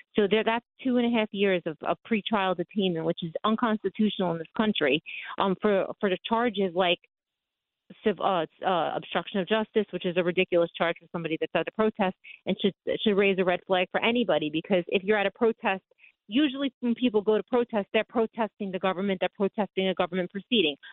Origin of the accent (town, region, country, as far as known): Long Island, on the borderline of Queens, New York, United States; born or raised there